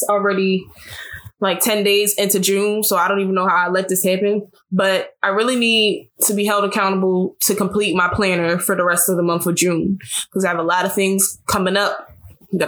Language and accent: English; Sierra Leone; I am West African from Sierra Leone, which is the diamond of Africa